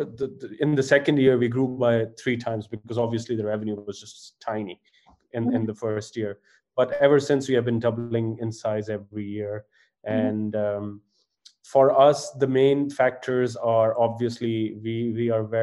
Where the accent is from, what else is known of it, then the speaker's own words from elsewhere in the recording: Faisalabad, Punjab, Pakistan; also born or lived in Edinburgh / London; So I was born in Faisalabad and raised in Faisalabad, which is one of the textile hubs in Pakistan.